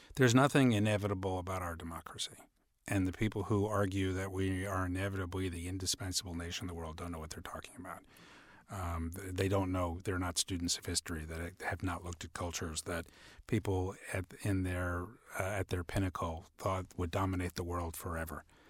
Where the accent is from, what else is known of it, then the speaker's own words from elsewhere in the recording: New York, United States; I'm from New York. I grew up a Knicks fan.